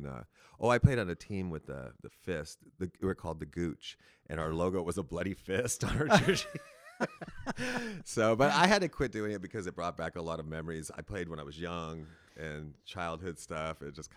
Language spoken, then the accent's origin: English; Castro Valley, California, United States; now in San Francisco, United States; I was born in Castro Valley, so real close by.